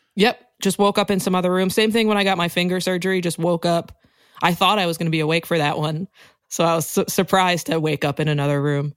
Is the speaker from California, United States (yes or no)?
no; Rockville, Maryland, United States; moved away as an adult; also born or lived in Washington, D.C. / Brooklyn; I grew up in Rockville, Maryland